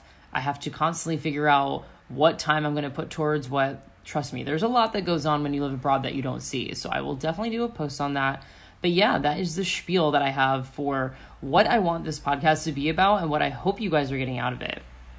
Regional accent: Florida, United States; I come from Florida. Like, I didn't grow up in a super privileged neighborhood or anything.

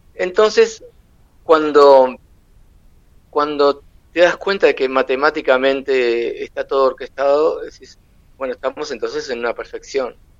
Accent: Uruguay; yo soy uruguayo

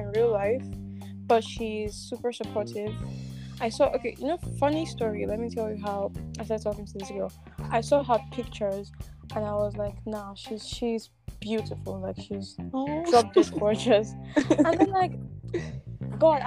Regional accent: Nigeria; I'm Nigerian

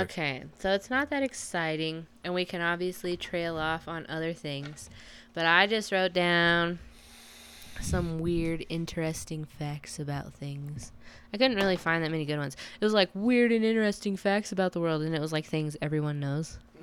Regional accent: United States; I'm American as fuck

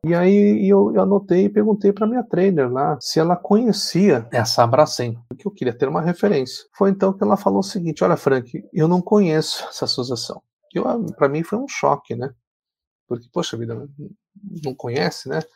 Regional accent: Paraná, Brazil; eu sou aqui do Paraná

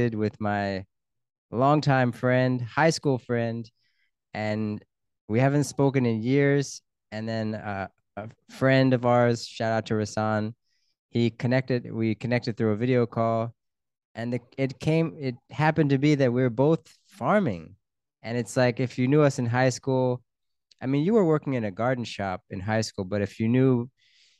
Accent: Pennsylvania, United States; we're both from Pennsylvania

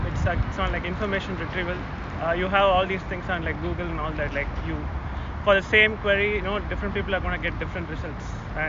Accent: India; moved away as an adult; also born or lived in Durham, North Carolina; I'm not from Atlanta. I'm from India, and I went to Duke to do a PhD in like computer science.

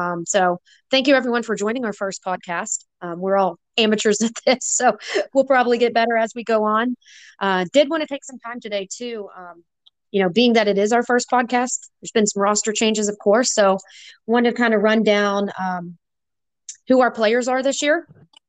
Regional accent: Knoxville, Tennessee, United States; I'm actually from Knoxville. I graduated from UT in 2001.

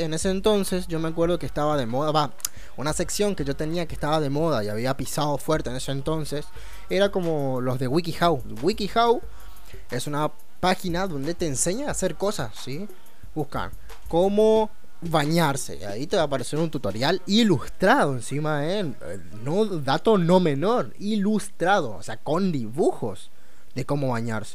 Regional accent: Chaco, Argentina; Soy, soy chaqueño

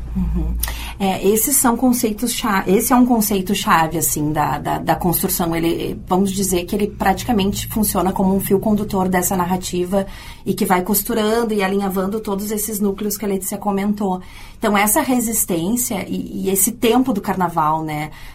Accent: Rio Grande do Sul, Brazil; now in Porto Alegre, Brazil; eu que venho do interior

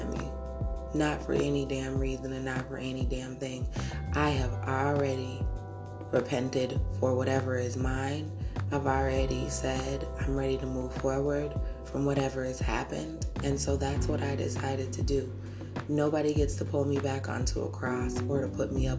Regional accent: United States; I'm American too

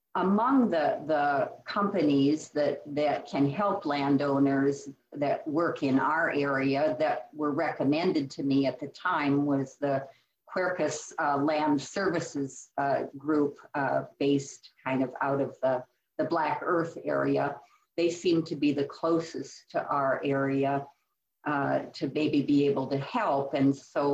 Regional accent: Iowa, United States; moved away as an adult; also born or lived in California / New Mexico / Colorado / Sauk County, Wisconsin; now in Wisconsin, United States; I was born and raised in the Midwest. I grew up on a series of small farms in Iowa

